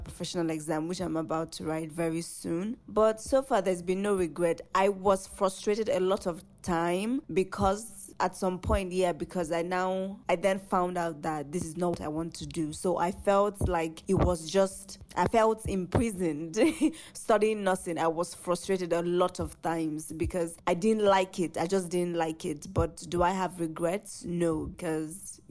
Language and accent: English; Nigeria; I'm 23. I'm Nigerian and I am an actor